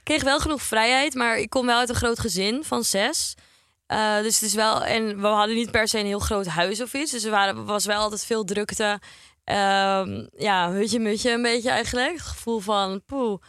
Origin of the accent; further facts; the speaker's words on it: Heemskerk, North Holland, Netherlands; moved away as an adult; now in Amsterdam, Netherlands; ik kom uit Heemskerk. Nou ja, dat is een vrij kleiner dorp